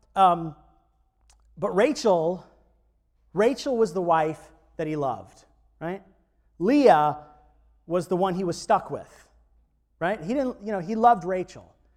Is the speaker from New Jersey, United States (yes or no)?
no; Florida, United States; growing up in Florida